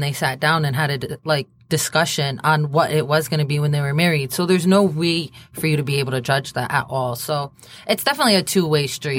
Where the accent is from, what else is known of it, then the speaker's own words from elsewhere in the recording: Palestine; I'm also Palestinian